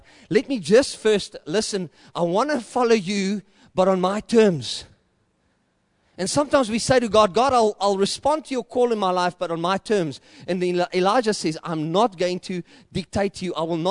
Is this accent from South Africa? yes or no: yes; South Africa; accent: boer; also born or lived in Johannesburg / Klerksdorp; I know I speak like a boer. If I speak English, I sound like a Dutchman. And if I speak Afrikaans, I sound like a Roynak.